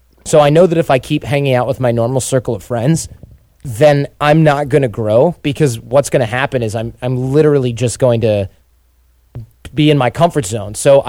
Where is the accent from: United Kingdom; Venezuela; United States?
United States; Detroit, Michigan; born or raised there